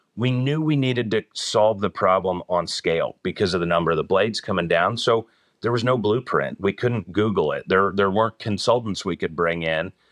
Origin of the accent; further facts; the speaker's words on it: Northern New Jersey, United States; moved away as an adult; now in Rocky River, United States; I'm originally from the East Coast, Northern New Jersey, but I've been in this area for about twenty-three years